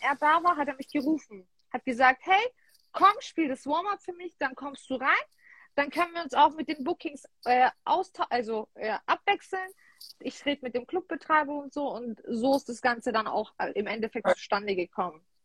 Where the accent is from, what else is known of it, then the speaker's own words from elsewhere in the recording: Heilbronn, Baden-Württemberg, Germany; Ich komme aus Heilbronn, also Raum Stuttgart.